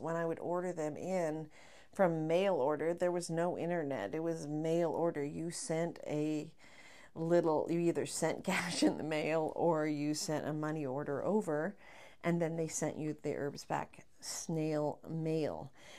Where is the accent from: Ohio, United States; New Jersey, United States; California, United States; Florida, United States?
California, United States; Sacramento; now in Las Vegas, United States; I came from Sacramento and I was like, oh, I have never seen this.